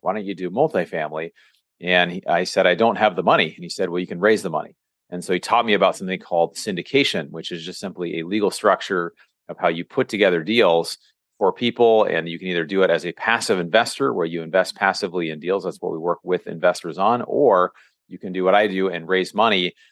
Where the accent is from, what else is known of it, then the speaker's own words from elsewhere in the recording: Seattle, Washington, United States; moved away as an adult; now in California, United States; I'm from Seattle